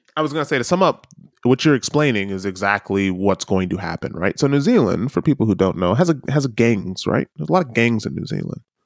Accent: United States; as an American

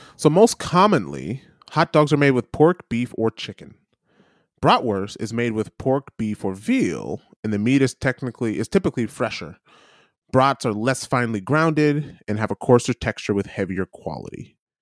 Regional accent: Midwest, United States; growing up in the Midwest

